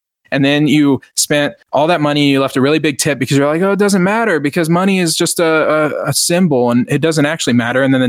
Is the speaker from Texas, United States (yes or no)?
yes; Lone Star, Texas, United States; I'm the Lone Star millennial